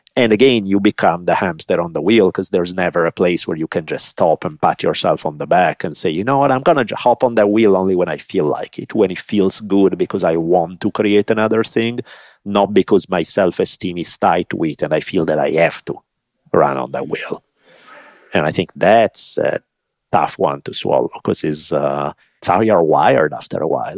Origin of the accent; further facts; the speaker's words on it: Italy; moved away; I grew up in Italy